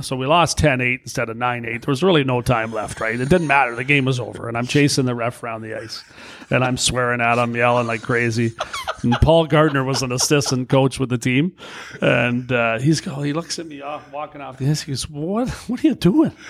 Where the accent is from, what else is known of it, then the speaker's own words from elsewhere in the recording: Brantford, Ontario, Canada; moved away; I grew up in Brantford, an hour from Toronto